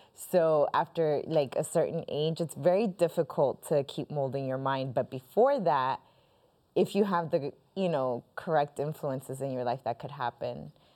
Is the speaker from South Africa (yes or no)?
no; Colombia; now in United States; I am originally Colombian